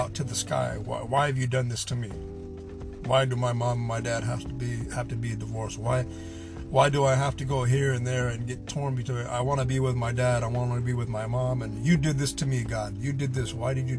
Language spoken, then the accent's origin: English; Pacific Northwest, United States; also born or lived in Southern California; we all packed up and went to the Pacific Northwest, where she remarried